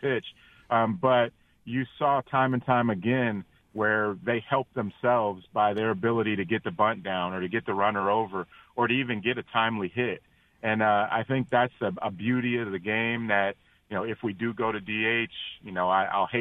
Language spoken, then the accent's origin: English; Cincinnati, Ohio, United States; I'm born and raised in Cincinnati, Ohio